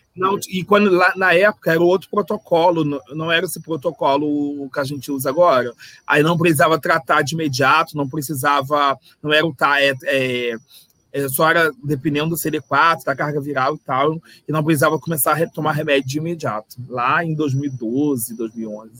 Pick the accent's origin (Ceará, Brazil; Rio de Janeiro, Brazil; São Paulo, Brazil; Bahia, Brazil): Rio de Janeiro, Brazil; accent: carioca; se vocês perceberem pelo sotaque, eu sou carioca